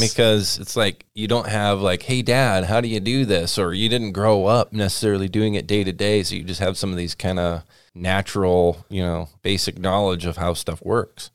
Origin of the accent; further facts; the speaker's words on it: Washington, United States; I grew up around Washington Red Raspberries.